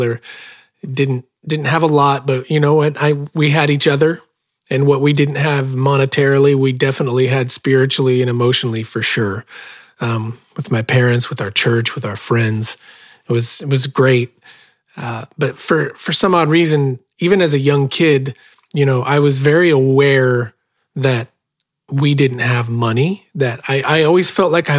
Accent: Bonanza, Oregon, United States; I was born and raised in South Central Oregon, about 10 miles from the California border, in a little farming community called Bonanza, Oregon.

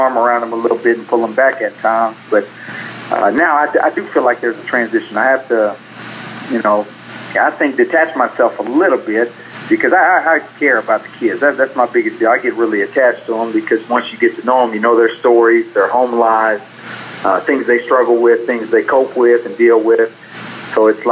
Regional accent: McGregor, Texas, United States; growing up in McGregor, right down the road

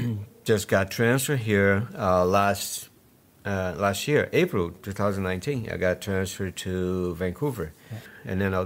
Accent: Brazil; moved away as an adult; also born or lived in Rio de Janeiro; now in Canada; I'm from Brazil.

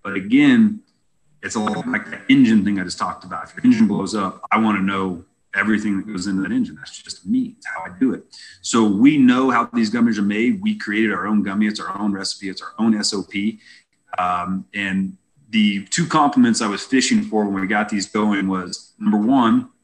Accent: Indiana, United States; moved away as an adult; now in Colorado, United States; I'm from Indiana.

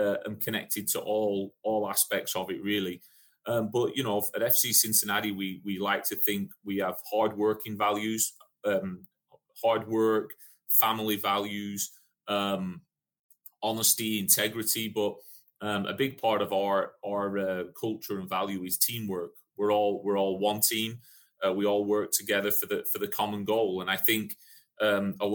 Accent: England, United Kingdom; moved away as an adult; also born or lived in Daytona Beach, Florida, United States; now in United States; I'm obviously English, came over and played in the NAIA in the 90s

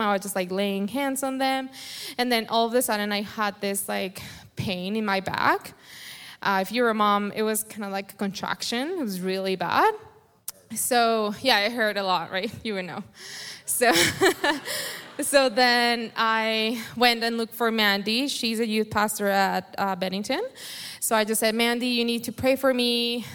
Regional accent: Colombia; first language Spanish; English is a second language; moved away; I have an accent. I was born in Colombia, so my English isn't very fluent when I pray. I rather just pray in Spanish is easier

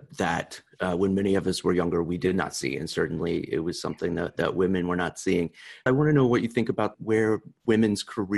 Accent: Tennessee, United States; now in Chicago, United States; I'm from Tennessee originally. We just elected our first female senator. I'm in Chicago now

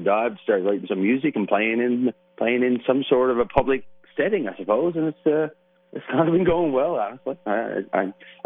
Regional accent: Burin Peninsula, Newfoundland and Labrador, Canada; I'm originally from the Burin Peninsula, which is the south coast of Newfoundland, at a place called John de Bay, which is a little town.

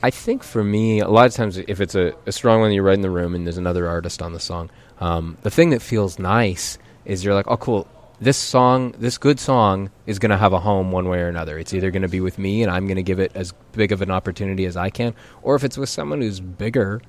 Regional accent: Calgary, Alberta, Canada; moved away; I grew up in Calgary

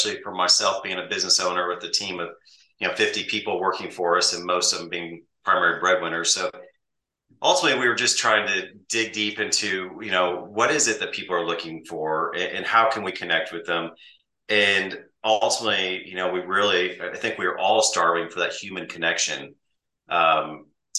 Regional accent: Midwest, United States; I grew up in the Midwest on a farm, in a farming community

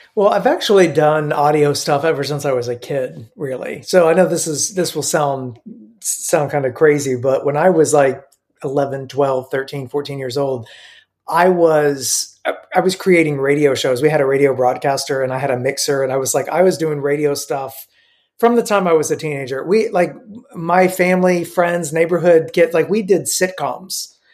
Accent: Middle Tennessee, United States; also born or lived in Romania; I grew up in uh, Middle Tennessee

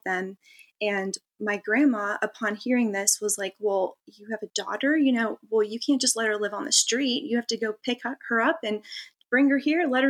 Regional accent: California, United States; I grew up in California, so Vegas wasn't very far.

